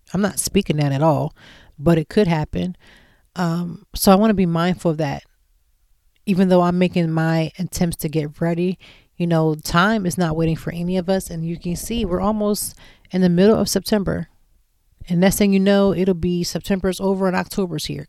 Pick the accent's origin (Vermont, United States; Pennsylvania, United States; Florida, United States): Pennsylvania, United States; Lancaster; moved away as an adult; now in Philadelphia, United States; I'm from Lancaster, Pennsylvania